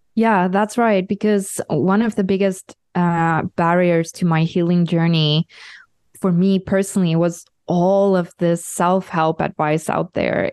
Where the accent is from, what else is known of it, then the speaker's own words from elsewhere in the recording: South Africa; now in Europe; I'm a South African living in Europe